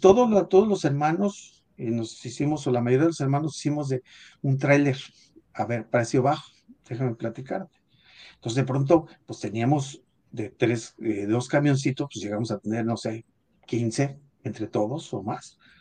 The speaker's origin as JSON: {"language": "Spanish", "region": "State of Mexico", "country": "Mexico", "tie": "born or raised there", "said": "yo nací en el, en, el Distrito Federal, pero en realidad crecimos en el Estado de México, en un pueblo"}